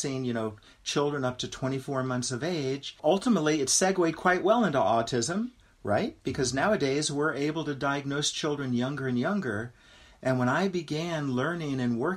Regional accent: Los Angeles, California, United States; I grew up in West Los Angeles

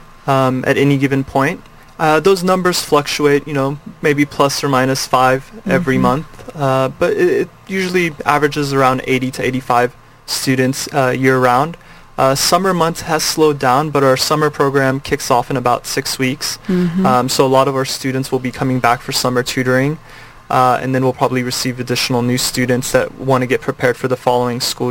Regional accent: Kansas, United States; moved away as an adult; also born or lived in Iran; now in California, United States; My family moved to the Midwest, to Kansas

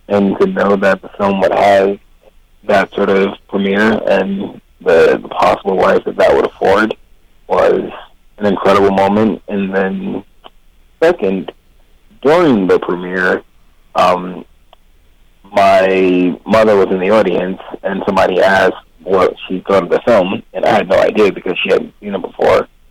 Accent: Philadelphia, Pennsylvania, United States; as a kid growing up in Philly

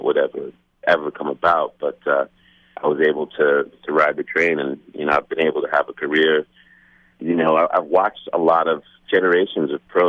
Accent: New York City, New York, United States; also born or lived in Manhattan, New York / New England; I grew up in Staten Island.

